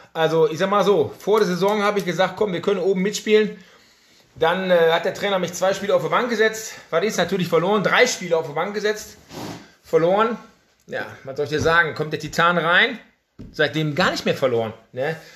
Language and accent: German; Essen, North Rhine-Westphalia, Germany; geboren in Essen, Essener durch und durch